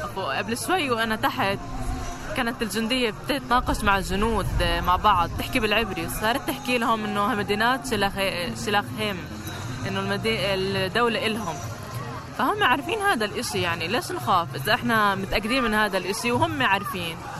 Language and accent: Arabic; Ramallah, Palestine; رام الله